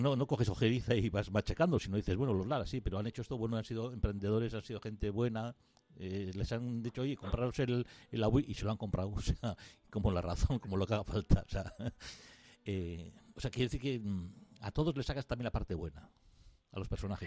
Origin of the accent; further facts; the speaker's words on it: Arteaga, Basque Country, Spain; yo soy de Arteaga, de un pueblo de, cerca de Gárnica